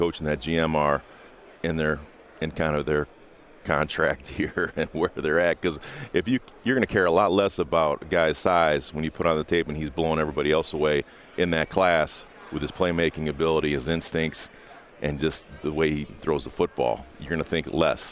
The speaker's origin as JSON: {"language": "English", "region": "Indiana", "country": "United States", "said": "my roots run much deeper than the Colts. I'm from Indiana."}